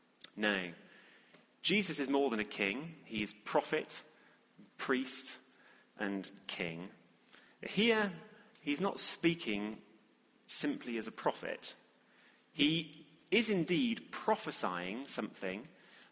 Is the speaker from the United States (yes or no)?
no; England, United Kingdom; being evidently English